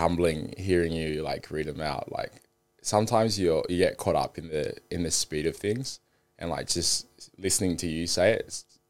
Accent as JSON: {"language": "English", "country": "Zimbabwe", "tie": "born there", "moved": "yes", "said": "So I was born in Zimbabwe. My mum was a politician"}